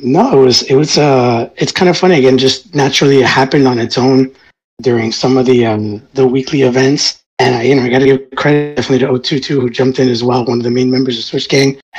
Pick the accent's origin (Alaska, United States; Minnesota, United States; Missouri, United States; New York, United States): New York, United States; I was born in New York. My family immigrated to New York many years before